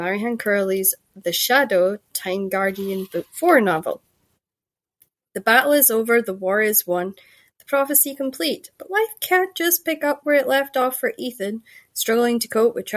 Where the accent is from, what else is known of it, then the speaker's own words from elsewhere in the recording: Shetland, Scotland, United Kingdom; accent: Shetland; I grew up in Shetland